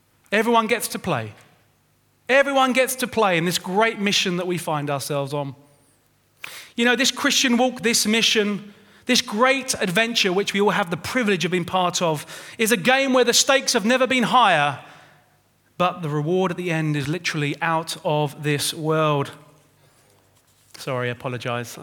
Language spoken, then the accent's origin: English; London, United Kingdom; My brother and I, we grew up in Winchmore Hill with Mum and Dad in North London